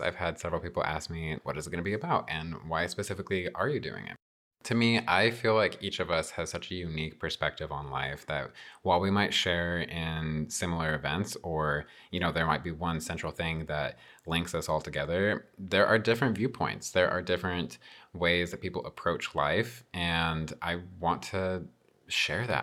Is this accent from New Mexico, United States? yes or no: yes; Albuquerque, New Mexico, United States; I was born and raised in New Mexico, uh, specifically the Albuquerque metro area.